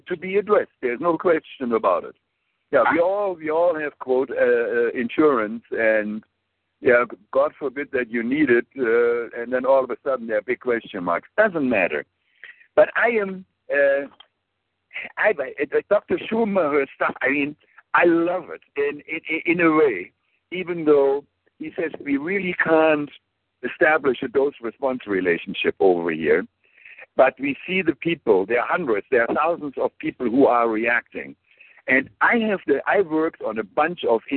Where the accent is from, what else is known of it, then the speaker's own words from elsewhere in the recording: Germany; English is a second language; moved away; I grew up in Germany.